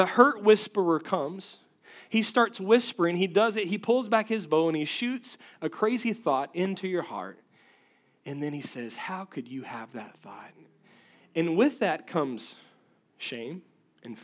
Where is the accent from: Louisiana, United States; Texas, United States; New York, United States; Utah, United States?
Texas, United States; West; I come from West Texas where we have rattlesnakes